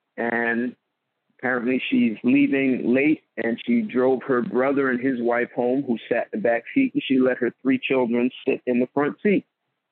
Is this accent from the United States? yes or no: yes; Marlboro, New Jersey, United States; I'm a Jersey boy, so I lived in a town called Marlboro, New Jersey